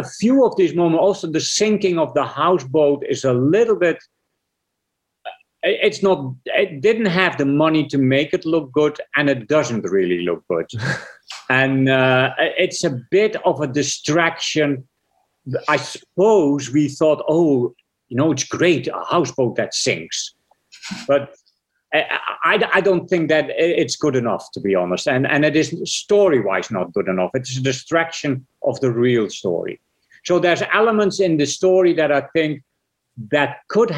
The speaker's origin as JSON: {"language": "English", "country": "Netherlands", "tie": "born or raised there", "moved": "as an adult", "said": "I was born in Holland, so I made my first six features before I was 33. I made six features in Holland"}